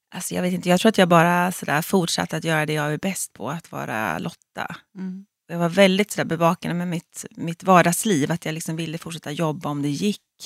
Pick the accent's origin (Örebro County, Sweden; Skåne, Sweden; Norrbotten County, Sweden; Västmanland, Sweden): Örebro County, Sweden; Fjugesta; moved away as an adult; now in Stockholm, Sweden; Jag är ju född och uppvuxen i Fjugesta som ligger utanför Örebro